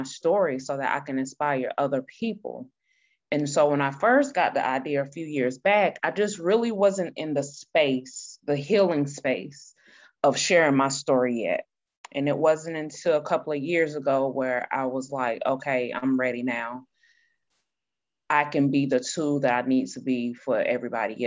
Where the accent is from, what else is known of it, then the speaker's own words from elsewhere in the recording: Greenville, South Carolina, United States; I was born and raised there.